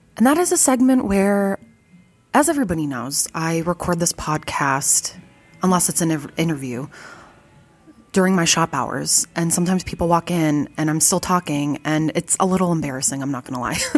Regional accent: Fargo, North Dakota, United States; I was born in 1989 and I grew up in Fargo

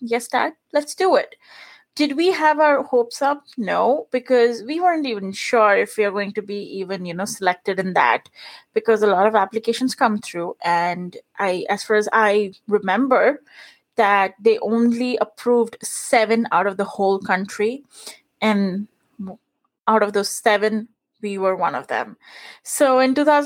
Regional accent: India; English is a second language; moved away as an adult; now in United States; I was born and brought up in India. So I spent the first 24 years of my life there.

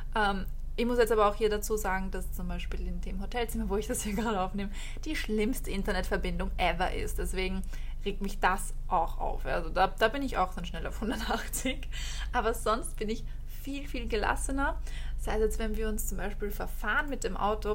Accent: Austria; wie man bei uns in Österreich sagt

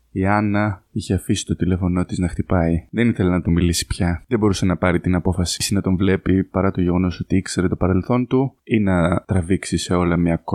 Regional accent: Kato Achaia, Western Greece, Greece

